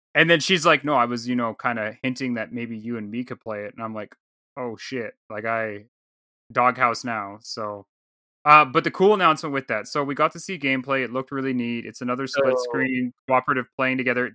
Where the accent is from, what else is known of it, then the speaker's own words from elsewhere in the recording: Canada; I'm from Canada.